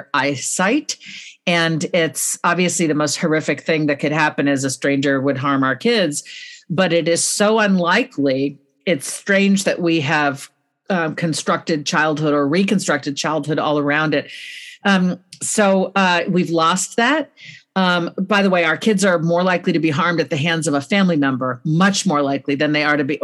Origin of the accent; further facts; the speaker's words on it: California, United States; I'm a Californian